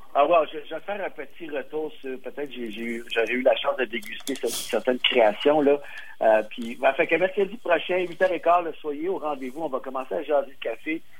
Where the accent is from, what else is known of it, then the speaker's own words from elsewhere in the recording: Montreal, Quebec, Canada; je viens de Montréal